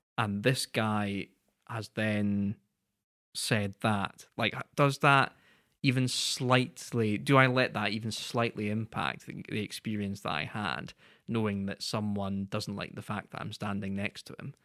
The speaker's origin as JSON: {"language": "English", "country": "United Kingdom", "said": "as British people"}